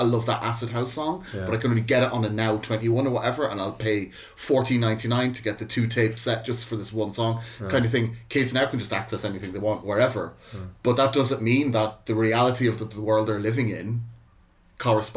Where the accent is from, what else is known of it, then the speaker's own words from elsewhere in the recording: Ireland; also born or lived in Glasgow; now in Manchester, United Kingdom; being Irish and living in the UK is I don't think people in the UK get what the reality of growing up in Ireland is like